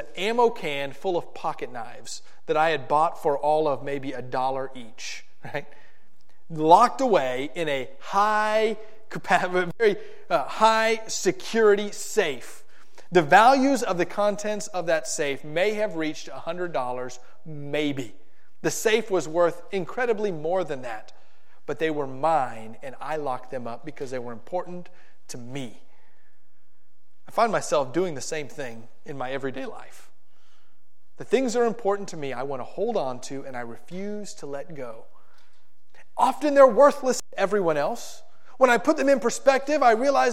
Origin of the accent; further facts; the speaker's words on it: South Florida, United States; When I was in middle school and high school, growing up in South Florida